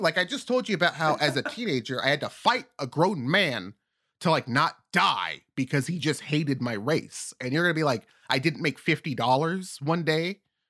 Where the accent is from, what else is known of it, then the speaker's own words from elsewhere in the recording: California, United States; now in Belgium; I'm from California.